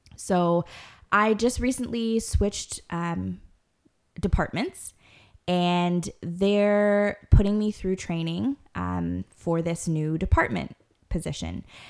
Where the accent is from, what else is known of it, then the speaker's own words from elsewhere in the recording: Guyana; I myself am Guyanese